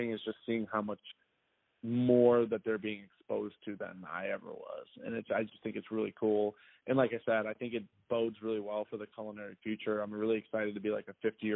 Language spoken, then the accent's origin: English; an hour and a half from Chicago, Midwest, United States; I grew up in the Midwest, and I had, you know, I'm not from a super diverse family or background, and my area that I live, even though we were only an hour and a half away from Chicago, was not very diverse.